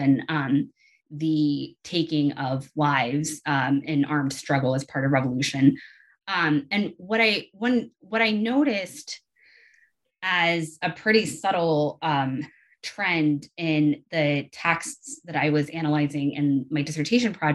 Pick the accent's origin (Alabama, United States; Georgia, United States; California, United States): Georgia, United States; Atlanta; moved away as an adult; also born or lived in South Carolina / Southeast United States; now in Lewiston, United States; I am originally from Atlanta